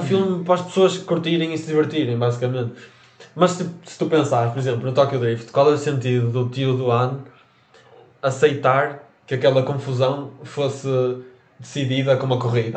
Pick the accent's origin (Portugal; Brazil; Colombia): Portugal; nós nascemos em Portugal